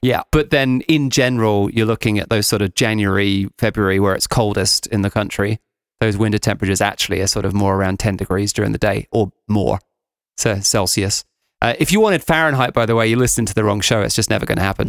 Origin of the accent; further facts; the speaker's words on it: United Kingdom; now in Georgia; I'm British